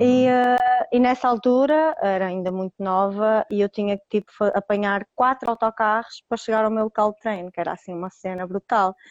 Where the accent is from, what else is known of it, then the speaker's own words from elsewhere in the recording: Roriz, Norte, Portugal; clube da minha terra, que, que é Roriz, pertence ao Conselho de Santirce